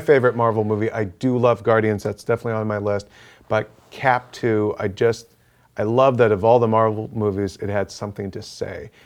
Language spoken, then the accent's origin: English; Boston, Massachusetts, United States; my hometown boys